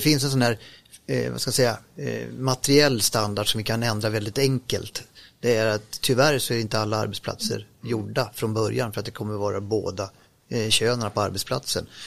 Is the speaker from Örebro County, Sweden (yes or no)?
no; Grimsås, Västra Götaland, Sweden; accent: västgötska; jag kan lite västgötska också för den delen, men, men eh, eftersom jag är född i Grimsås